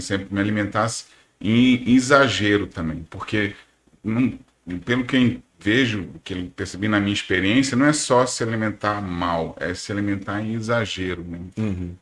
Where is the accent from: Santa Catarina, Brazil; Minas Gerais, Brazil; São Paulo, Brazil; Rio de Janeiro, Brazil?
São Paulo, Brazil; moved away as an adult; also born or lived in Recife; now in Manaus, Brazil; eu nasci em São Paulo, e... mas já moro aqui em Manaus há 26 anos